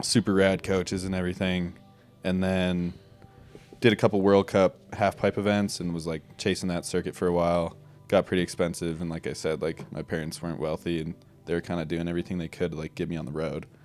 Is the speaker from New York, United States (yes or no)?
no; Jackson, Wyoming, United States; also born or lived in Driggs, Idaho; I grew up here in Jackson Hole, Wyoming. Uh, born and raised